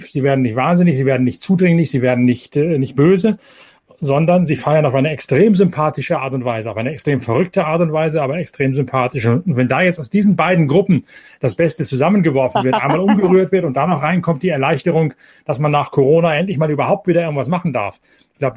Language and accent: German; Lower Saxony, Germany; Mein direktes Nachbarland, ich komme hier aus Ostfriesland, direkt an der holländischen Grenze.